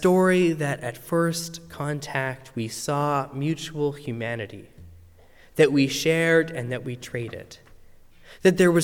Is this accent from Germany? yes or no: no; Calgary, Alberta, Canada; the city of Calgary to be built, my hometown